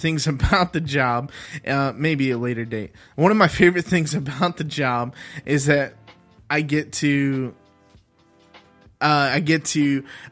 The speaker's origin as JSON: {"language": "English", "town": "Dallas", "region": "Texas", "country": "United States", "tie": "born or raised there", "said": "grew up in Dallas, Texas"}